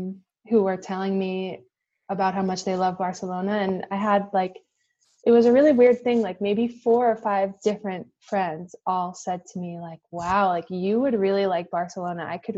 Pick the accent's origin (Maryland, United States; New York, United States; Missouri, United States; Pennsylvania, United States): New York, United States; a lot of kids growing up in New York, is that we have this incredible exposure to people from all kinds of cultures growing up in New York.